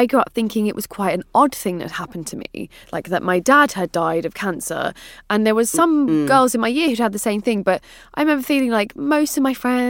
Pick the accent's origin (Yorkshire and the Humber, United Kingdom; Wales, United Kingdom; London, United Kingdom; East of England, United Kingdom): London, United Kingdom; it's so different, obviously, growing up in London